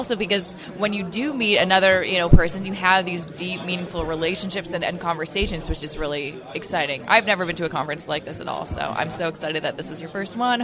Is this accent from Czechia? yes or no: no; Canada; I'm Canadian. Like, I just want them to know because I'm proud to be Canadian